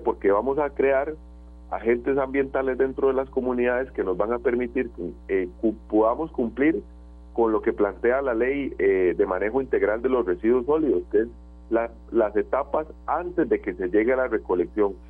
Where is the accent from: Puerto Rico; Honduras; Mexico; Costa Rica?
Costa Rica; San José; soy vecino de Zapote de toda la vida